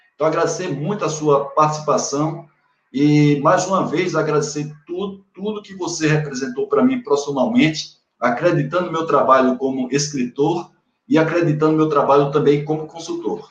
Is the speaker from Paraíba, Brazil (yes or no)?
yes; Paraíba, Brazil; moved away; also born or lived in Bahia; Sou paraibano, mas tenho um pedacinho meu da Bahia